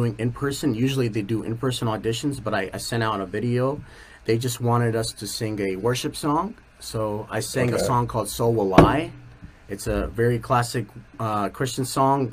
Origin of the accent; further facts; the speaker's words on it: Chicago, Illinois, United States; now in California, United States; I was born and raised in Chicago.